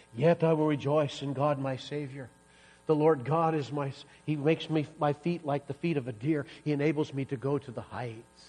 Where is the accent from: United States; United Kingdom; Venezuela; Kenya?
United States; Iowa; moved away as an adult; also born or lived in Kansas / Missouri; now in Colorado, United States; I grew up in Iowa